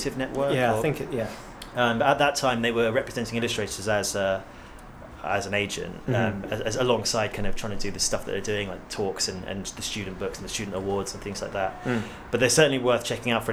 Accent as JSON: {"language": "English", "area": "Hampshire", "region": "South East England", "country": "United Kingdom", "said": "I'm from Hampshire"}